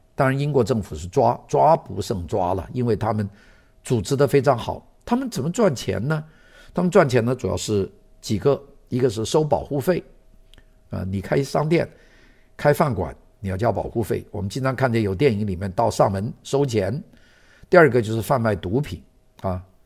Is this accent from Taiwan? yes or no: no; Guangdong, China; 这一带是讲粤语的， 就讲我们广东话， 就白话